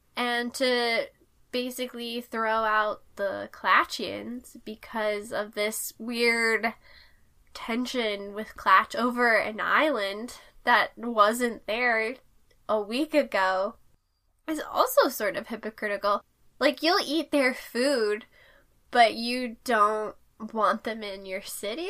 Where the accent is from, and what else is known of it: United States